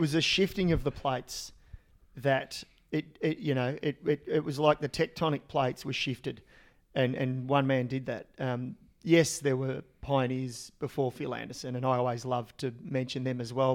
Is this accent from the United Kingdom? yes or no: no; Australia; as an Australian and as a really young kid